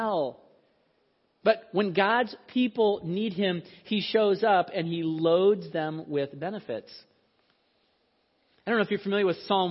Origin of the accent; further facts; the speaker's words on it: Iowa, United States; I was born in Iowa and raised in Iowa